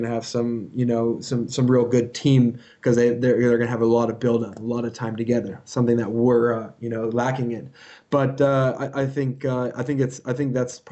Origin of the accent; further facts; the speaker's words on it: United States; moved away as an adult; also born or lived in South Africa; now in Japan; as an American foreigner